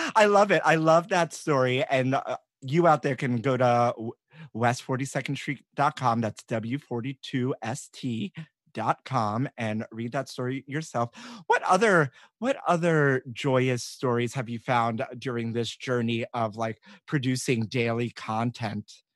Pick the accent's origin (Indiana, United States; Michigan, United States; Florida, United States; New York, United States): New York, United States; New York City; growing up in New York.